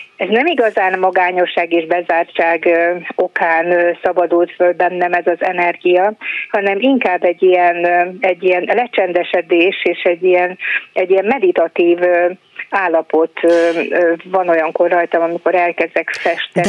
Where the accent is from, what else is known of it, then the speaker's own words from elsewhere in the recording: Mali Iđoš, Vojvodina, Serbia; a szülőfalumban Kishegyesen, Vajdaságban